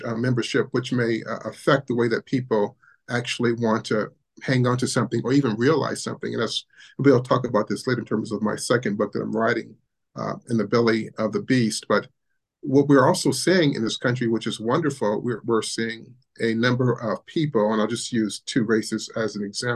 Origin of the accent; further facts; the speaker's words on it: Ohio, United States; as a Black man growing up in Ohio, my parents are from the South in Alabama